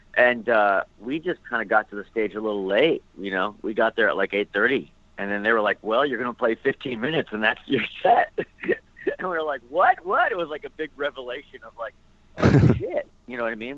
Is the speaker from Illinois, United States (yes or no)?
no; Dover, Pennsylvania, United States; I grew up in Pennsylvania in a small little town called Dover, Pennsylvania